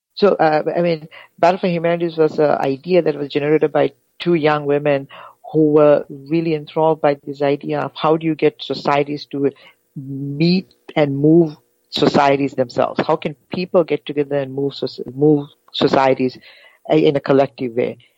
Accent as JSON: {"language": "English", "country": "Sri Lanka", "tie": "born or raised there", "moved": "yes", "said": "I'm originally from Sri Lanka. I grew up in Sri Lanka half of my life and half of my life outside the, outside of Sri Lanka"}